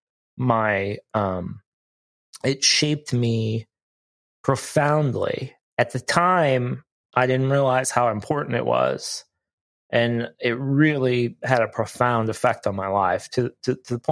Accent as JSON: {"language": "English", "region": "Ohio", "country": "United States", "tie": "born or raised there", "moved": "yes", "said": "I grew up in Ohio, so I'm far from home"}